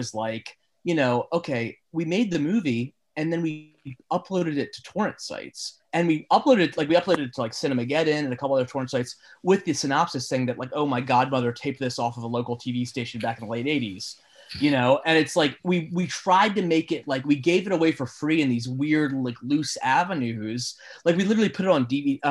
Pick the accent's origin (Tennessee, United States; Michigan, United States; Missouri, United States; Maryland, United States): Maryland, United States; Baltimore; I grew up in Baltimore. I mean, I still live in Baltimore